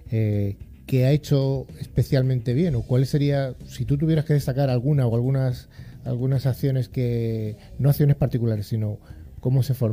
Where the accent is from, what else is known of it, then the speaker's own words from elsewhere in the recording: Madrid, Community of Madrid, Spain; nací en Madrid, nací en Madrid.